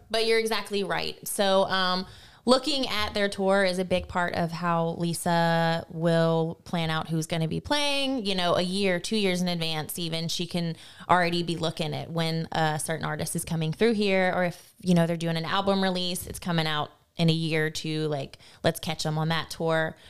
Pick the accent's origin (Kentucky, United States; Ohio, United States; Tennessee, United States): Tennessee, United States; moved away as an adult; now in Lafayette, United States; I was raised in Tennessee for the first nineteen years of my life.